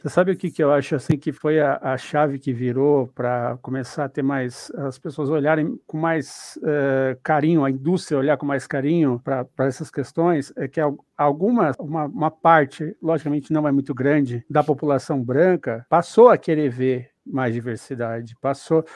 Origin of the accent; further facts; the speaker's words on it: Paraná, Brazil; now in São Paulo, Brazil; eu sou do Paraná, moro em São Paulo